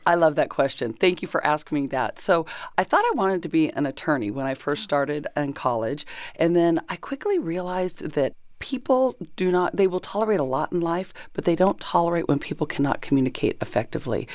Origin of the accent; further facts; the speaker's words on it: Chino, California, United States; also born or lived in Kansas / Pomona / Colton; I grew up in Chino